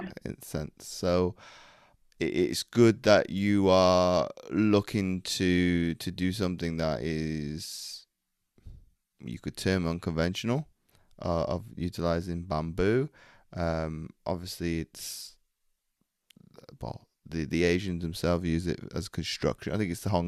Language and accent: English; Belgium; now in North Wales, United Kingdom; I grew up in Belgium